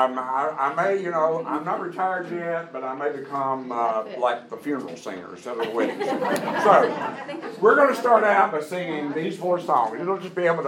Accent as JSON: {"language": "English", "town": "Alamo", "region": "Tennessee", "country": "United States", "tie": "born or raised there", "said": "when Colette and I were growing up in Alamo, Tennessee"}